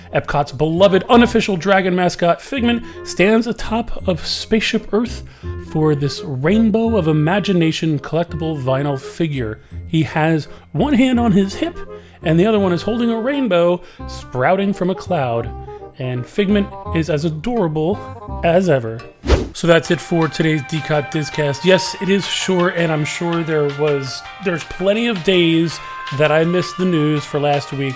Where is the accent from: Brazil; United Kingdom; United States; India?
United States; New Jersey; now in Florida, United States; I'm from I'm originally from New Jersey